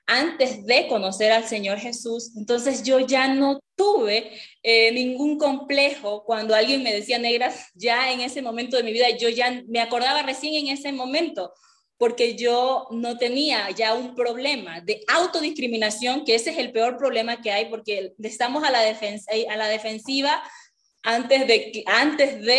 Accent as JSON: {"language": "Spanish", "town": "San Lorenzo", "region": "Esmeraldas", "country": "Ecuador", "tie": "born or raised there", "said": "cuando por primera vez salí de mi pueblo, yo vengo de, yo soy de Esmeralda, San Lorenzo, entonces ser negro era, es muy normal, ¿no?"}